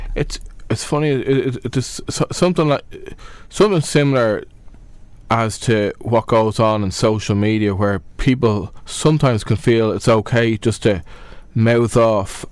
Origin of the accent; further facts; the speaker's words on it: Dublin, Leinster, Ireland; I'm from Dublin